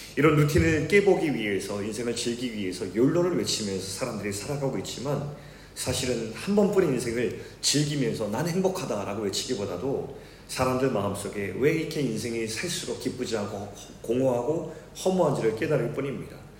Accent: South Korea; also born or lived in Seoul, South Korea; 제가 어릴 적에 서울에서 태어났는데 잠시 있다가 아버지께서 바닷가 마을에 개척을 하셔서 조그만 시골 마을에서 어린 시절을 보내게 되었습니다.

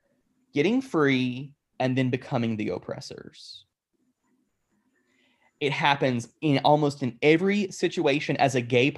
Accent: United States; We as Christians, particularly Western American Christians

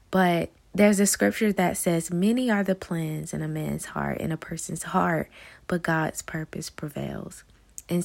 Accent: Newberry, South Carolina, United States; moved away as an adult; now in Atlanta, United States; I was born and raised in South Carolina in a very small town called Newberry, and I moved to Atlanta, Georgia in January of this year

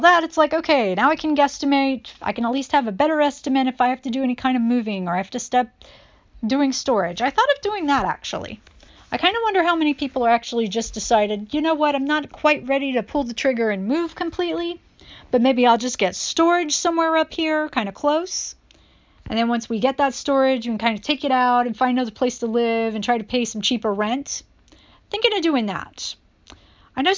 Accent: North Carolina, United States; now in New York City, United States; we're in North Carolina

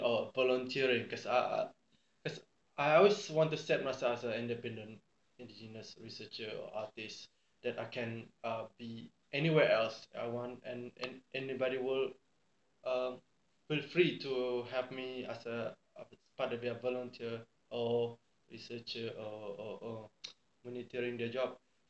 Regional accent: Selangor, Malaysia; I'm from the Temuan people of Selangor.

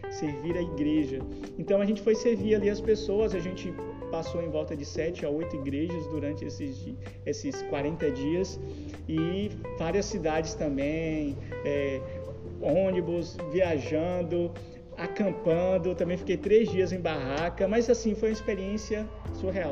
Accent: Jequié, Bahia, Brazil; eu sou jequiéense mesmo, nasci aqui em Jequié, né? É, estudei aqui, me formei aqui, fiz faculdade aqui

